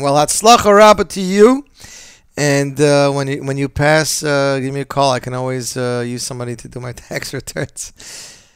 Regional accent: Montreal, Quebec, Canada; now in Brooklyn, United States; I'm from Montreal

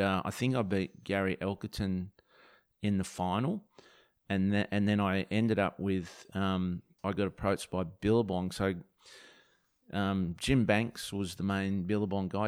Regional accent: Margaret River, Western Australia, Australia; I'm from, you know, like Margaret River

